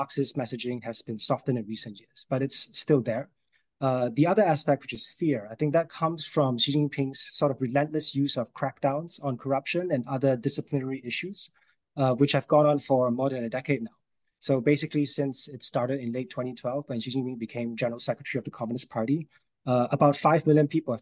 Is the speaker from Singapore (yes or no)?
yes; Singapore; moved away as an adult; also born or lived in Beijing, China / Hong Kong; I moved back to my home country of Singapore last year